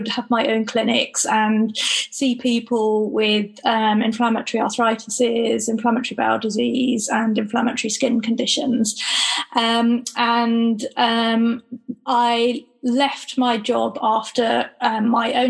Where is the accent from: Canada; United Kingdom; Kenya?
United Kingdom; Gloucestershire, South West England; I am from Gloucestershire